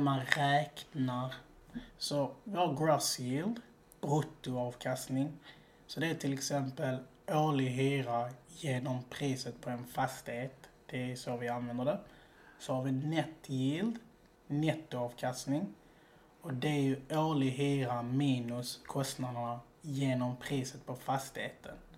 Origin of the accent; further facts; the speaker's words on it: Malmö, Skåne, Sweden; now in Gothenburg, Sweden; Nej, jag är egentligen från Malmö.